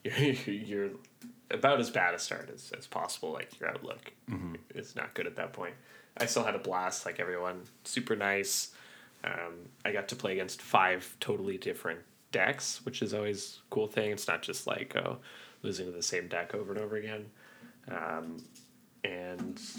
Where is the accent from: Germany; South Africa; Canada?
Canada; Ottawa, Ontario; That's my hometown